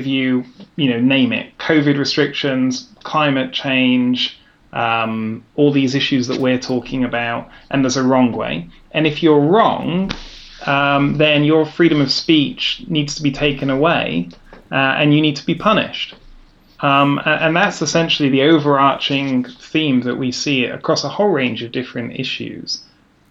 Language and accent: English; England, United Kingdom; moved away as an adult; now in Vienna, Austria; I'm a Brit.